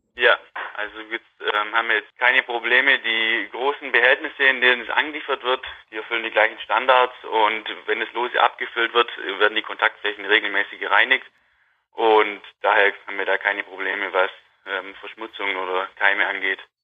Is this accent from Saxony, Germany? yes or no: no; Wangen im Allgäu, Baden-Württemberg, Germany; also born or lived in Nürtingen / Hohenheim / Waldburg; ich komme aus der Nähe von Wangen im Allgäu, bin da auf dem Milchviehbetrieb von meinen Eltern aufgewachsen